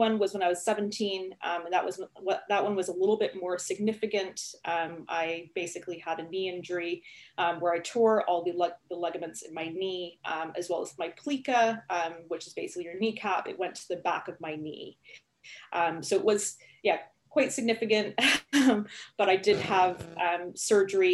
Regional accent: Toronto, Ontario, Canada; moved away as an adult; now in United Kingdom; I'm not originally from the UK, obviously. I'm from Toronto, Canada, and I moved over to the UK about 8 years ago

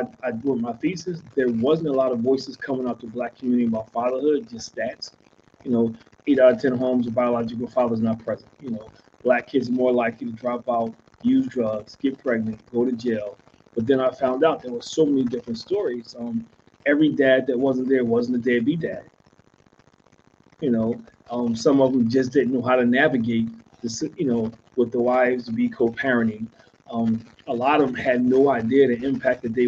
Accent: Philadelphia, Pennsylvania, United States; I grew up in North Philly

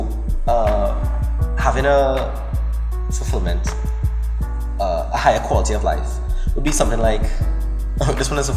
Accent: Trinidad & Tobago; growing up in Trinidad and Tobago

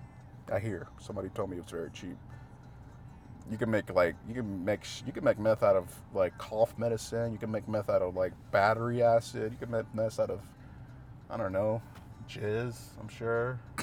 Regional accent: Texas, United States; I'm from Texas, man. That's how we do things around here, man.

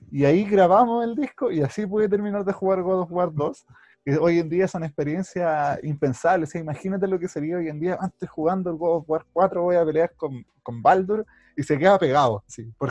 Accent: Chile; Claro, no. Soy chileno, pero no me gusta Claudio Palma.

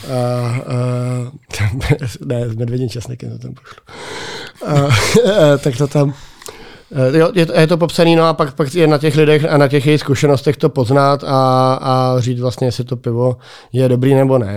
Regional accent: Czechia; u nás v Čechách

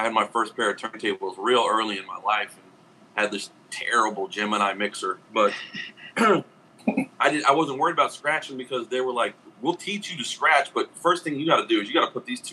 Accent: Texas, United States; moved away; also born or lived in New York; I was born in Texas, spent a lot of my time in New York. I'm currently back in Texas. I'm in Austin for a couple years now

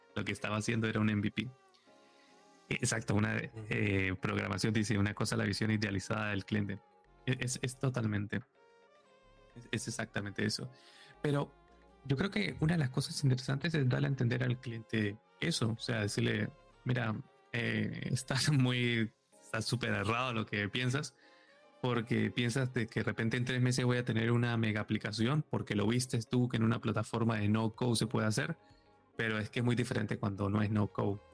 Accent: Venezuela; moved away as an adult; now in Madrid, Spain; yo ahora estoy en Madrid, pero yo soy de Venezuela y llevo en Madrid muy pocos años, poco pocos, llevo seis años

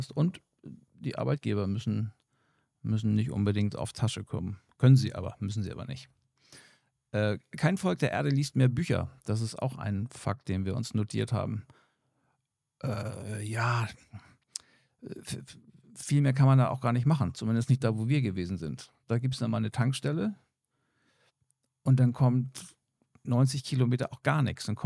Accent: Germany; Oder hier in Deutschland bei uns

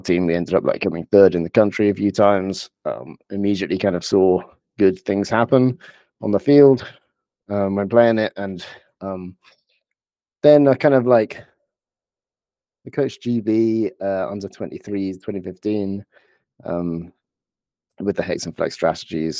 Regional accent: England, United Kingdom; I'm a player from England originally

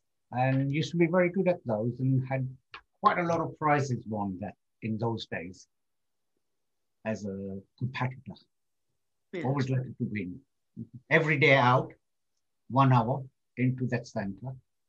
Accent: Kenya; born there; I was born as a Kenyan citizen purely on the grounds that my father was born in Kenya and I was born in Kenya.

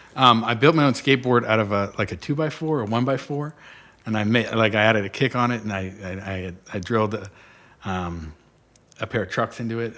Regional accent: Orange County, California, United States; now in Pittsburgh, United States; I was born in Orange County, California

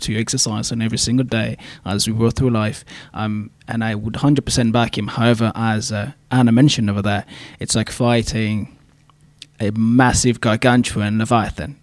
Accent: DR Congo; moved away as an adult; now in Canada; I am actually from the Congo, to be fair, the Democratic Republic from the Congo. Um, been in Canada for about seven years

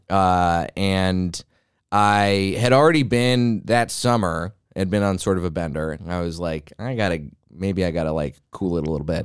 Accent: Texas, United States; I didn't really jive with Christianity by the end of my time growing up in Texas

